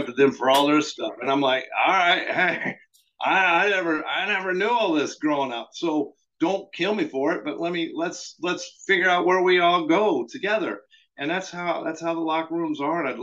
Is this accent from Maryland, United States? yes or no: no; New Mexico, United States; moved away; I was from New Mexico